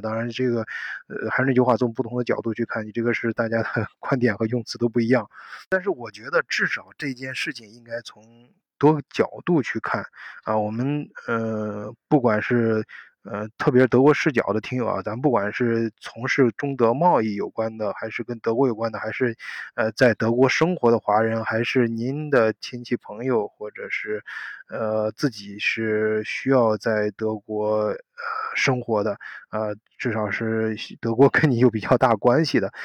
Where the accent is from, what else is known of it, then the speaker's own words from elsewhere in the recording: China; now in Germany; 我们作为中国人